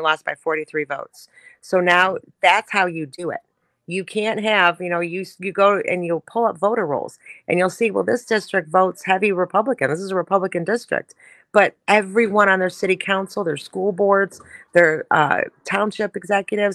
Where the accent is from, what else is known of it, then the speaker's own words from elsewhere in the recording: Detroit, Michigan, United States; I grew up in Southwest Detroit